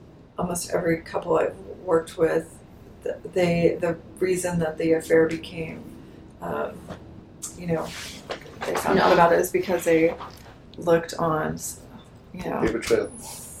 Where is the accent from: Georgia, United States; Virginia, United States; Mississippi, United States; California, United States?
California, United States; now in Texas, United States; I'm from California